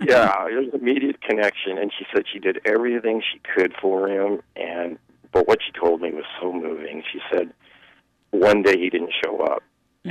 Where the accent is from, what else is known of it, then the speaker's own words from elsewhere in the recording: Seattle, Washington, United States; I grew up in Seattle